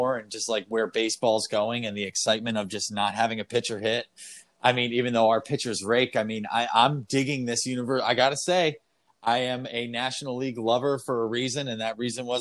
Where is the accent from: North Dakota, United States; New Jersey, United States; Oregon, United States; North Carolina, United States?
New Jersey, United States; moved away as an adult; also born or lived in Los Angeles; I'm from New Jersey